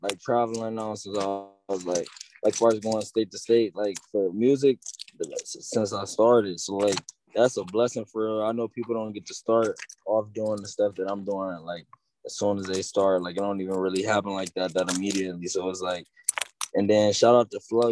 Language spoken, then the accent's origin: English; Cleveland, Ohio, United States; I'm from Cleveland. I'm a young nigga from Cleveland